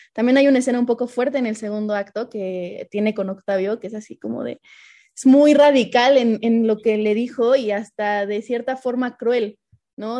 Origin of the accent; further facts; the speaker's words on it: Mexico; nosotros como mexicanos